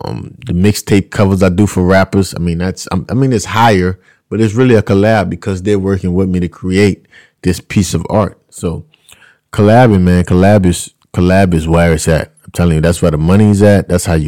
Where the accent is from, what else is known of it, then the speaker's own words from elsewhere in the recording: Louisiana, United States; I'm out here. I'm from Louisiana. That's how we talk.